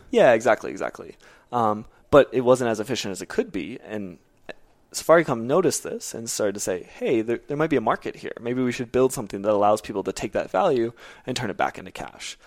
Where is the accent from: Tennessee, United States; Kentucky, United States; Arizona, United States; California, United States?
Arizona, United States; moved away as an adult; also born or lived in Kenya; now in Nairobi, Kenya; I am from Arizona, born and raised